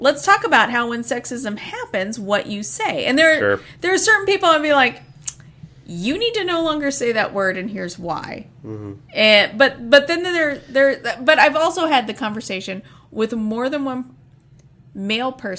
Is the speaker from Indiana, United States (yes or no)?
yes; Indiana, United States; moved away; I grew up in Indiana